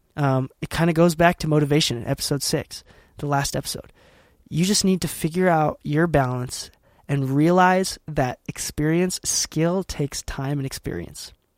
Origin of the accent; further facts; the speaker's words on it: Utah, United States; I'm from Utah, currently based in Utah.